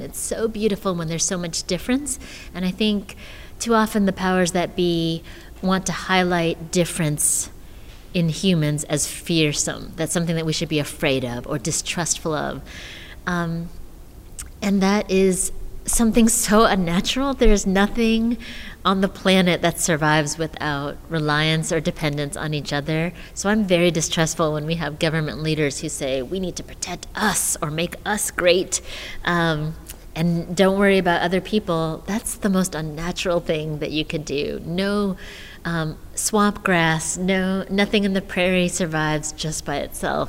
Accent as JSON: {"language": "English", "country": "United States", "tie": "born or raised there", "said": "I was born in the States"}